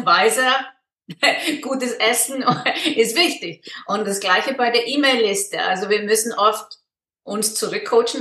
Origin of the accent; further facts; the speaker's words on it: Iceland; German is a second language; moved away as an adult; also born or lived in Freiburg, Germany; now in Switzerland; ich komme aus Island und lebe in der Schweiz